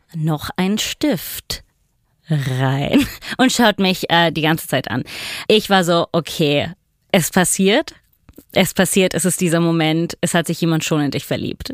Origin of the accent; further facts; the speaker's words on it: Italy; moved away as an adult; also born or lived in New York; ich komme aus Italien